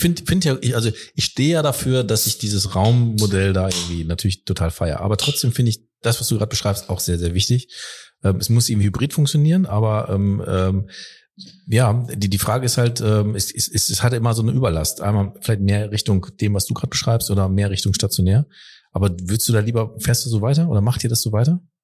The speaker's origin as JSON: {"language": "German", "area": "Ruhr area", "region": "North Rhine-Westphalia", "country": "Germany", "said": "ich komme aus dem Ruhrgebiet"}